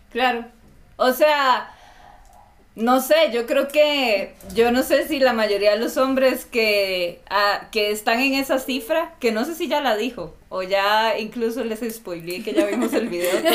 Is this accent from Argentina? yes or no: no; Costa Rica; moved away as an adult; now in Ecuador; soy de Costa Rica y no pronuncio muy bien la R.